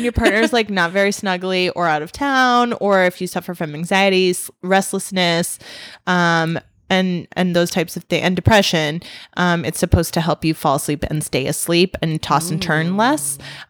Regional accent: United States; Most cultures don't, but I'm American, so I just want to pick off like the clean meat

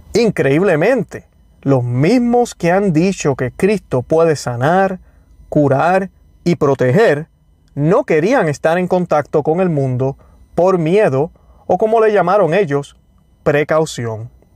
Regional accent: Puerto Rico; como dicen en mi país, en Puerto Rico

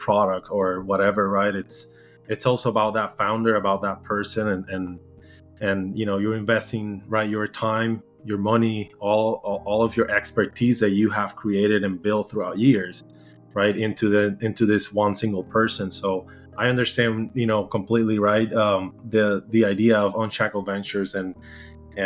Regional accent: Puerto Rico; English is a second language; moved away as an adult; now in United States; I'm from Puerto Rico, originally born and raised.

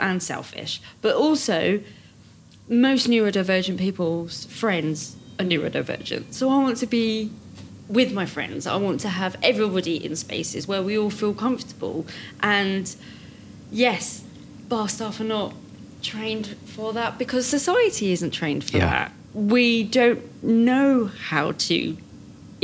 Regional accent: United Kingdom; we're British

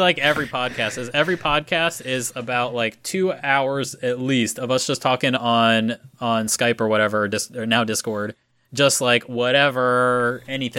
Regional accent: Florida, United States; moved away as an adult; now in Japan; I'm from Florida

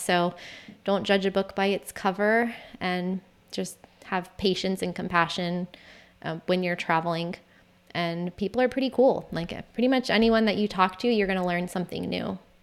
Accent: St. Augustine, Florida, United States; moved away; And my city of Saint Augustine

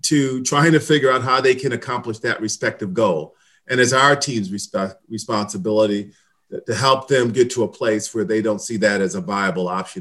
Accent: Hillside, New Jersey, United States; I'm from New Jersey, Hillside, New Jersey, and it's a community right near Newark, New Jersey

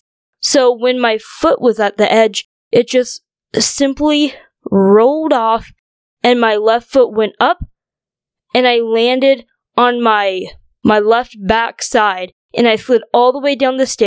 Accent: North Dakota, United States; also born or lived in China; grew up in North Dakota.

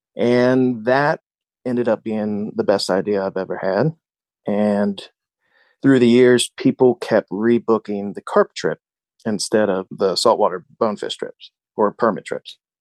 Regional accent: Cincinnati, Ohio, United States; Growing up in Cincinnati

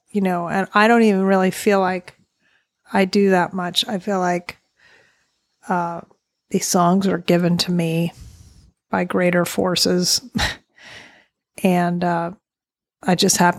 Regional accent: Southern Virginia, United States; I'm born and raised in Southern Virginia with the Blue Ridge Mountains

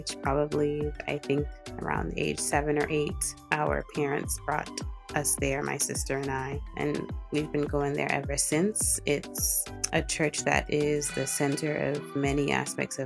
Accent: Boston, Massachusetts, United States; I grew up in Boston. I went to school there all my life.

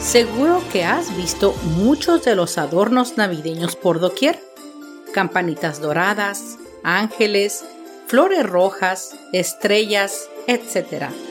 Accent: Mexico; nuestro país

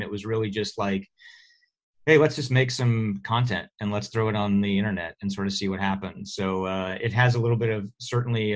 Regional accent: Oklahoma, United States; moved away as an adult; now in California, United States; I'm uh, from Oklahoma, uh, so grew up there

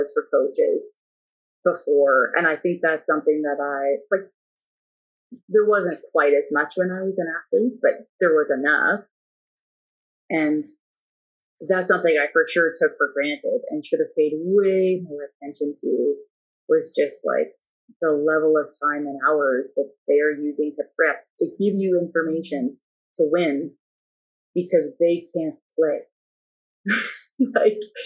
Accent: Drayton, Ontario, Canada; moved away as an adult; also born or lived in Waterloo / Alberta; where I come from, people are not coaches, so there was no real example of how to be a professional coach in Drayton

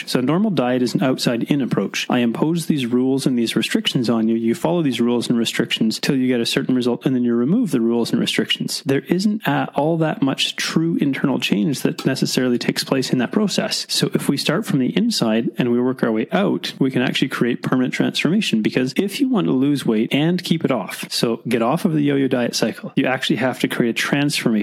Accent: Mission, British Columbia, Canada; I was born in Mission

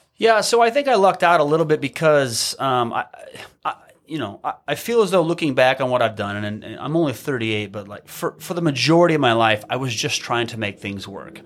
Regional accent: Midwest, United States; moved away as an adult; also born or lived in Hawaii; growing up in the Midwest

